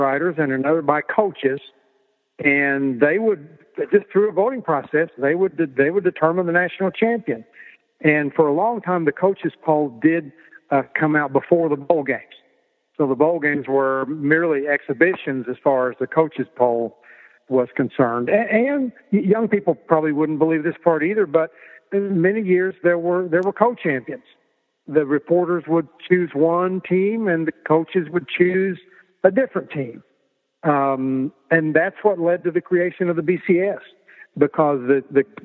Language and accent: English; Oklahoma, United States; grew up in a small town in Oklahoma where sports was number one on everybody's radar screen